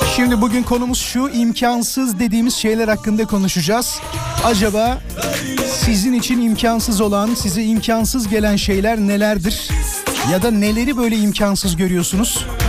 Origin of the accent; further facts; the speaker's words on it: İzmit, Kocaeli, Turkey; moved away; İzmit'e gittim, memleketime gittim.